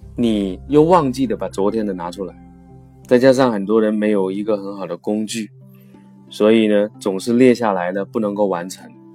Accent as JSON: {"language": "Chinese", "country": "China", "said": "我们每个月呢，在中国都会开五期左右的时间管理的课程"}